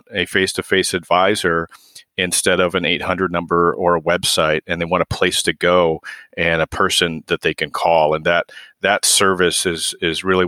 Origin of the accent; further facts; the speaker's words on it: Waterloo, Iowa, United States; I grew up in Waterloo and went to UNI